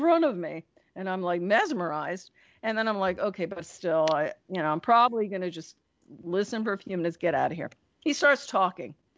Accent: Clifton, New Jersey, United States; moved away as an adult; also born or lived in Pomfret Center, Connecticut; I was a really rebellious teenager growing up in New Jersey.

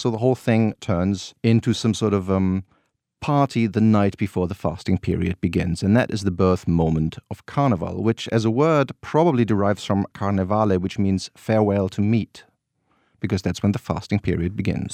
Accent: North Rhine-Westphalia, Germany; born or raised there

